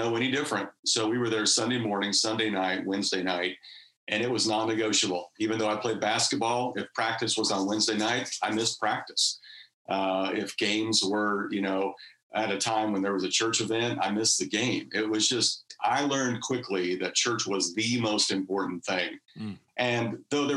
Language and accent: English; Wichita, Kansas, United States; accent: Southern; moved away as an adult; also born or lived in Missouri / Lexington, Kentucky; now in California, United States; I grew up in outside of Wichita, Kansas